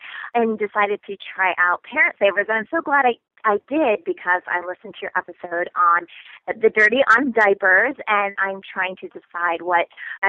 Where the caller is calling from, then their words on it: Kansas City, Missouri, United States; Hi, Casey. … I'm calling from Kansas City, Missouri.